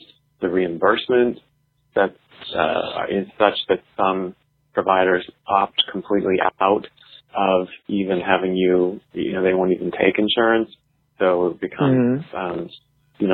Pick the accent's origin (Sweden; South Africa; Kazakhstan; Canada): Canada; now in United States; I was born and raised in Canada, to American parents, so I have both citizenships.